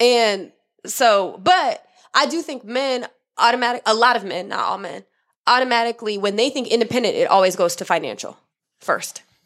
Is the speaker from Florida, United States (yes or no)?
yes; Miami, Florida, United States; I grew up in Miami